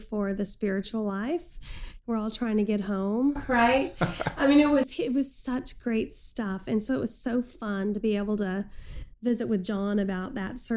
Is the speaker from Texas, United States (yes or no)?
yes; Texas, United States; moved away as an adult; now in Chicago, United States; I'm a Texan